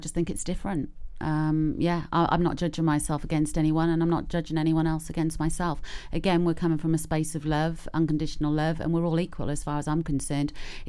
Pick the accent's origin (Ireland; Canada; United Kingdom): United Kingdom; Norwich, East of England; now in Pembrokeshire, United Kingdom; I come from Norwich. They talk like that where I come from.